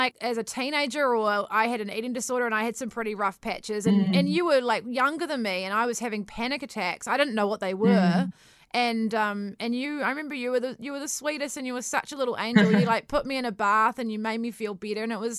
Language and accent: English; New Zealand; You know, I think we're the Kiwi nature as well, we're so down to earth